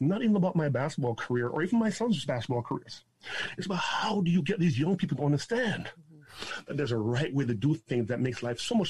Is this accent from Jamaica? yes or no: yes; Jamaica; now in Toronto, Canada; It's an interesting journey that I embarked upon when I immigrated to Canada from Jamaica in 1979. My dad brought my sister and I here. We lived down by Elsington and Davenport in this city in Toronto.